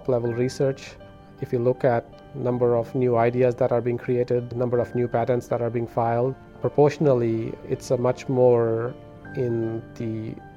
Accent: India; now in United States; I was born and brought up in India

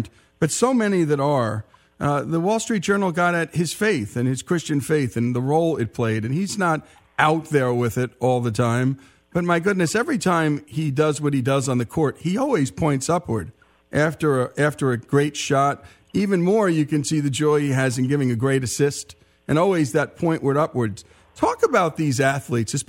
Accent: New Jersey, United States; I was from New Jersey

